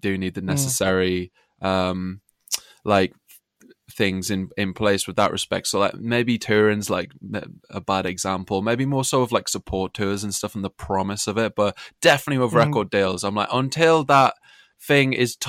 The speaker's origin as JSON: {"language": "English", "town": "Sunderland", "region": "North East England", "country": "United Kingdom", "tie": "born or raised there", "lives_now": "Brighton, United Kingdom", "said": "When I first moved to Brighton from Sunderland, because that's where I was brought up originally, my accent floats in and out."}